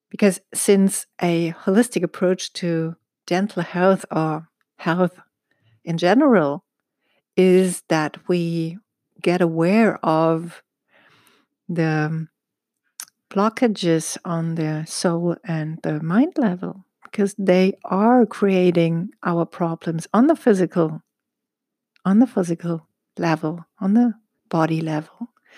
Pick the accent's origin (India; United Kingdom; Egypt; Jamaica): Egypt; I was born in Egypt and raised in Egypt